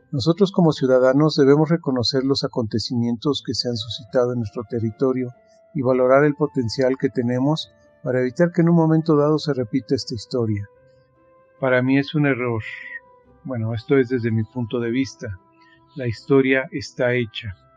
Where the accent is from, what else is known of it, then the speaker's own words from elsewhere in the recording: Mexico; soy de nacionalidad mexicana